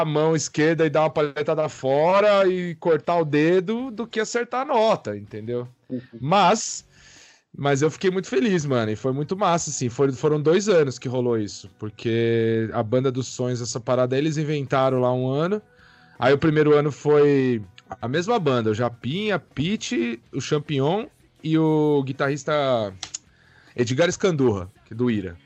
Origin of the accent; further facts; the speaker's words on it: Pirassununga, São Paulo, Brazil; now in São Paulo, Brazil; eu sou de Pirassununga, né? Do interior de São Paulo, nasci lá